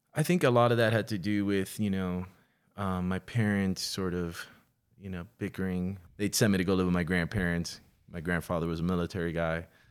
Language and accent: English; Miami, Florida, United States; now in Los Angeles, United States; I was born in Miami, nineteen seventy-seven